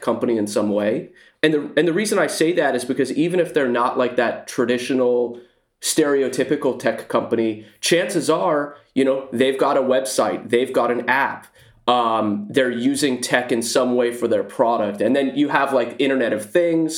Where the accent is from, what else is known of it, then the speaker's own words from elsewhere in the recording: Silicon Valley, California, United States; I live in the Silicon Valley. I've lived here my whole life, uh, born and raised